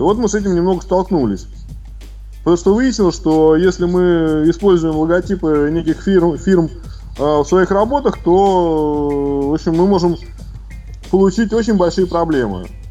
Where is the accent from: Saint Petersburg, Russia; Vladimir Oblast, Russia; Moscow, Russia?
Saint Petersburg, Russia; в Санкт-Петербурге работы у меня давно нету